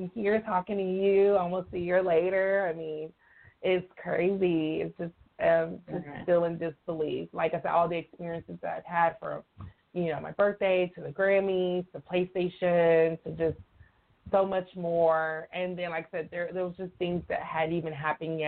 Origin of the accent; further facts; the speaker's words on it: Montgomery, Alabama, United States; moved away as an adult; also born or lived in Florida / Fort Walton Beach, Florida / Pensacola, Florida / Jacksonville, Florida; now in Long Beach, United States; Montgomery, Alabama, where I'm from, you know, I love, that's my hometown